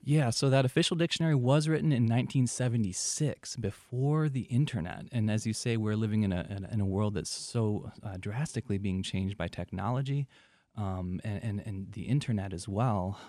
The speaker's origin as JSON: {"language": "English", "region": "Michigan", "country": "United States", "also_born_or_lived": "Detroit metro area, Michigan", "moved": "as an adult", "lives_now": "Marshall Islands", "said": "I'm a teacher from America. I live in the Marshall Islands"}